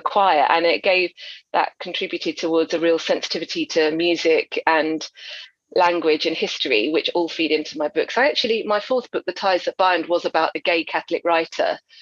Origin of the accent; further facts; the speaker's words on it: Essex, East of England, United Kingdom; now in London, United Kingdom; I grew up in Essex, but I went to a convent school, and I would say about half of us were from Irish, of Irish descent